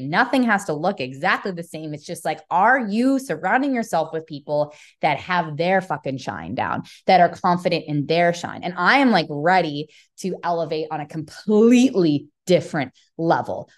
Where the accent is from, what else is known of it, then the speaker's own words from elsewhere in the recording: Calgary, Alberta, Canada; moved away as an adult; now in Texas, United States; I came from Calgary, Alberta, you know, which has that country-esque root within it. And now I'm in Texas